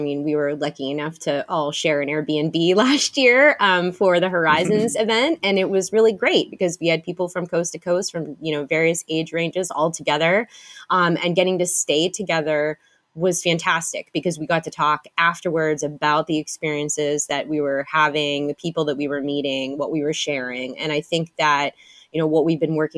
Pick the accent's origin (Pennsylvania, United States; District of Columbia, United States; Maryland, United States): Pennsylvania, United States; Pittsburgh; my hometown of Pittsburgh, PA